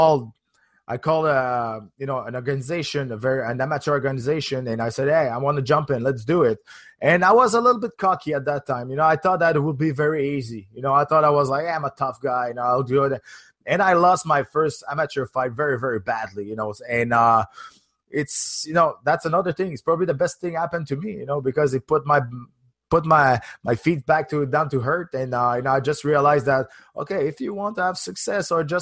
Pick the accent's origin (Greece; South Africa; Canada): Canada; as a Canadian